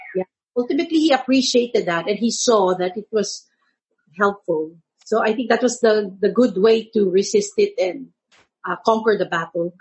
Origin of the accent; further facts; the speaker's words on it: San Juan, Metro Manila, Philippines; I grew up in Manila San Juan, it's called